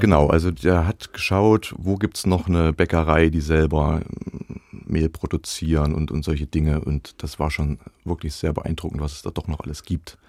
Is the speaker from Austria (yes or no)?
no; Zella-Mehlis, Thuringia, Germany; also born or lived in Suhl / Halle; ich bin ja in Zellamelis aufgewachsen